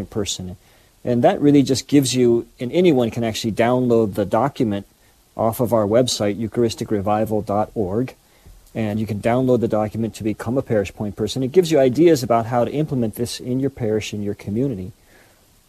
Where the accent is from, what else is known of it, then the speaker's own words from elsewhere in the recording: Denver, Colorado, United States; I grew up in Denver, Colorado, and I grew up in a wonderful Catholic family